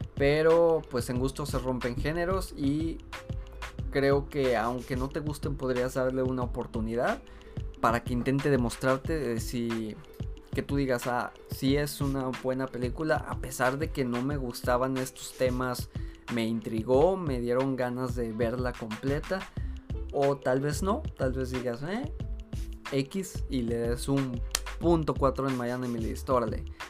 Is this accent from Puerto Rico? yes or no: no; Mexico; Aquí en mi país